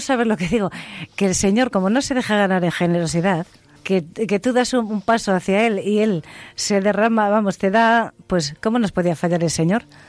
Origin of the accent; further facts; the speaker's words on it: Cantimpalos, Castile and León, Spain; estuve 14 años con las monjas hijas de la caridad. en, Segovia? Eh, sí, en, en, Cantimpalos, en mi pueblo